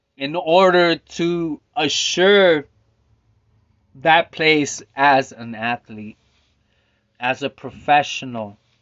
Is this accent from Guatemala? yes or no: no; Stockton, California, United States; also born or lived in Philadelphia; I was born in French Camp Stockton